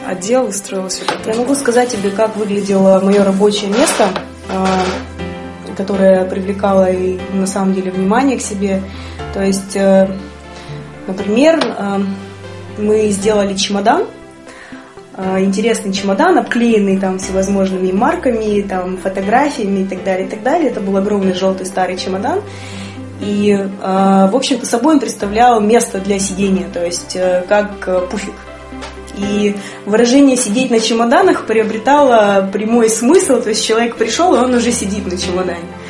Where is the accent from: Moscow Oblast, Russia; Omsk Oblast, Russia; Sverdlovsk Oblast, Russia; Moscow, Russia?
Sverdlovsk Oblast, Russia; Yekaterinburg; я выросла, родилась, выросла в Екатеринбурге